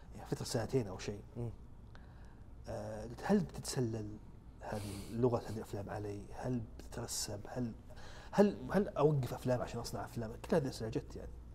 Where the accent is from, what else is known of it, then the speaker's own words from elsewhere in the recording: Saudi Arabia; احنا عندنا في السعوديه هنا